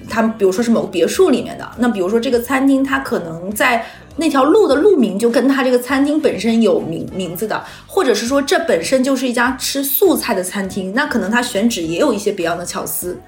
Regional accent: Liaoyuan, Jilin, China; moved away as an adult; also born or lived in Wuhan; now in Shanghai, China; 我老家，就我老家，呃，吉林省一个五线城市辽源

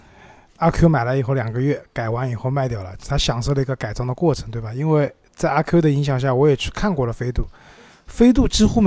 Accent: China; 我们中国人买车也不喜欢特别小的车子

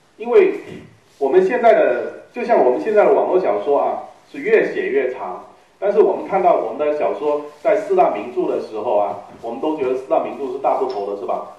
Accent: Guangdong, China; moved away as an adult; now in Guangzhou, China; 我是一个潮汕人

